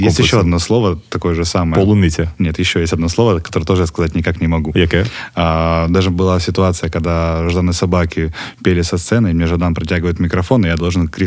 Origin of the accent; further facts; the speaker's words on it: Western Siberia, Russia; now in Ukraine; На самом деле, просто у меня в регионе, я приехал из Западной Сибири, у нас там нет концертів, практически